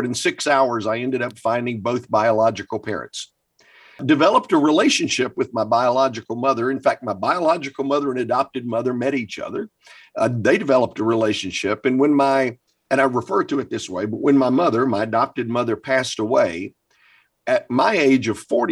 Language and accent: English; the Carolinas, United States; also born or lived in Baltimore, Maryland; when I was about 6, said, let's go back to the Carolinas where her family was